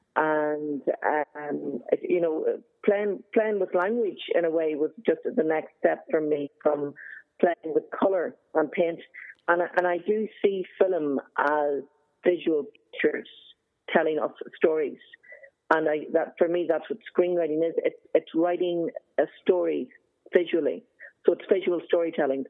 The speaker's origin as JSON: {"language": "English", "town": "Belfast", "region": "Northern Ireland", "country": "United Kingdom", "tie": "born or raised there", "also_born_or_lived": "Galway / Dublin", "moved": "as an adult", "said": "I grew up in Belfast during the Troubles"}